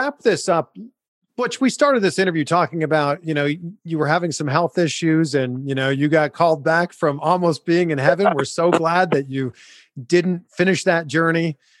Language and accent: English; Toronto, Ontario, Canada; now in California, United States; That's where I'm from. I'm from Toronto.